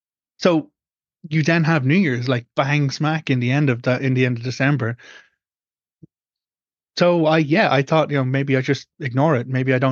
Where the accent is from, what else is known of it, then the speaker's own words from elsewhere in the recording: Ireland; as an Irish pagan, I follow a different cycle when it comes to an annual rotation. And that goes back to the older cycles in Ireland